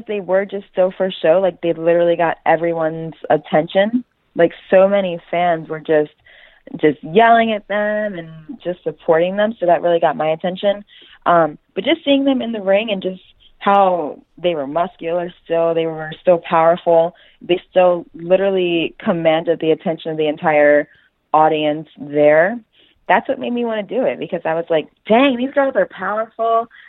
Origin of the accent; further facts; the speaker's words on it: Baltimore, Maryland, United States; I'm from Baltimore